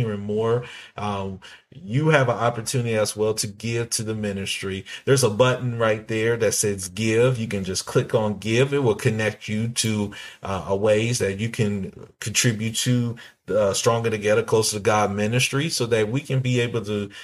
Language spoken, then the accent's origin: English; Washington, D.C., Maryland, and Virginia area, DMV area, United States; we're from Washington, D.C., Maryland, and Virginia area